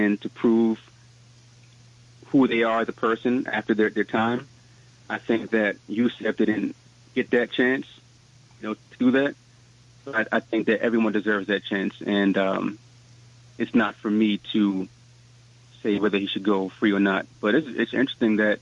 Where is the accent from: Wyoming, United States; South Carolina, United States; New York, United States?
New York, United States; New York City; I'm from East Flatbush, Brooklyn